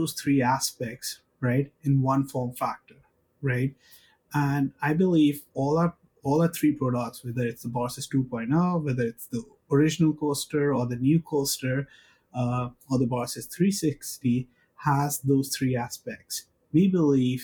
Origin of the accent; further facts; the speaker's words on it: India; I come from India.